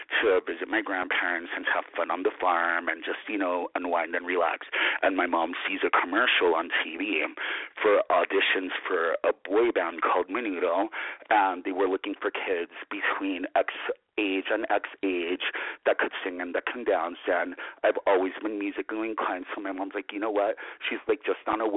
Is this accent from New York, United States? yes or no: yes; New York City, New York, United States; I was born and raised in New York City